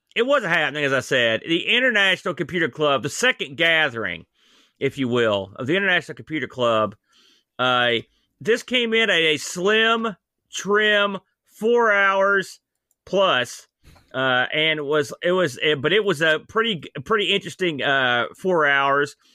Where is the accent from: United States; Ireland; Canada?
United States; New Jersey; now in West Virginia, United States; I'm from New Jersey, technically